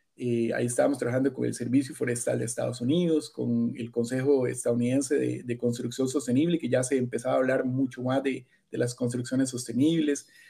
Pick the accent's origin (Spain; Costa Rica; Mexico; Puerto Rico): Costa Rica; near Alajuela; yo nací en realidad acá en Costa Rica, eh, en el borde del Valle Central, de las montañas, en una ciudad cerca de, Alajuela